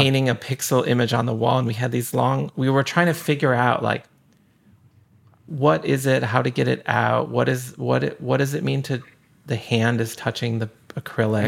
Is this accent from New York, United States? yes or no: yes; Buffalo, New York, United States; I grew up in Buffalo